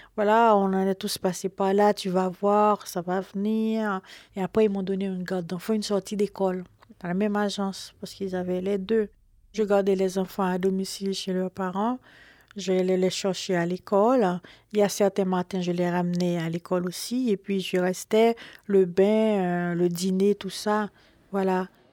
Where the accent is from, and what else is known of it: Haiti; born or raised there; now in Paris, France